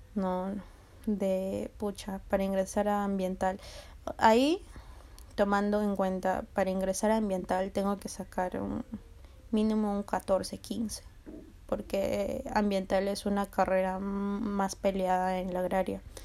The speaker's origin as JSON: {"language": "Spanish", "country": "Peru", "said": "la uni es este, la Universidad Nacional de Ingeniería, aquí en mi país"}